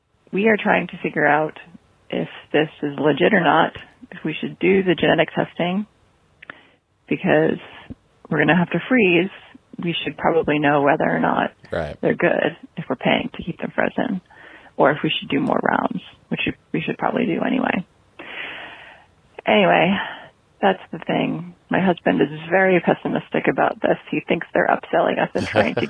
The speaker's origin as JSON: {"language": "English", "country": "United States", "also_born_or_lived": "Germany", "moved": "as an adult", "lives_now": "United Kingdom", "said": "calling from the UK. I'm an American"}